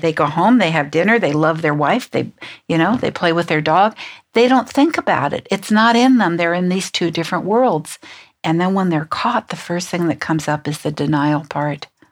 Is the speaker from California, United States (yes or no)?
yes; San Francisco, California, United States; I'm from San Francisco.